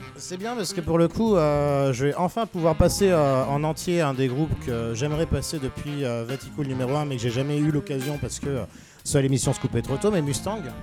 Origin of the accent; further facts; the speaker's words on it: Agen, Nouvelle-Aquitaine, France; j'ai grandi à Agen